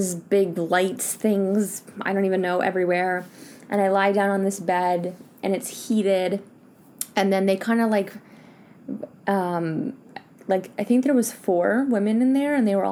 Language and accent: English; Canada; now in France; I am Canadian and I'm here living in France